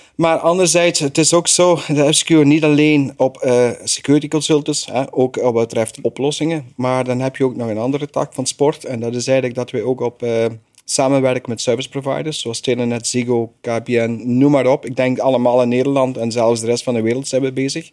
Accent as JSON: {"language": "Dutch", "country": "Belgium", "said": "ik als Belg"}